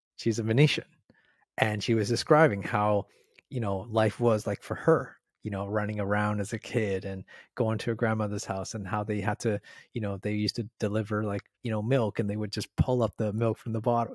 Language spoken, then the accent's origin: English; Canada; moved away as an adult; now in Australia; I'm from Canada.